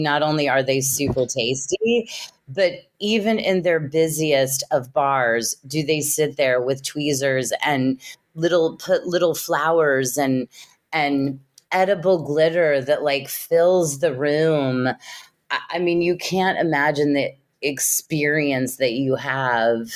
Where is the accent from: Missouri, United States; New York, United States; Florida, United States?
Missouri, United States; Kansas City; started my career in my hometown of Kansas City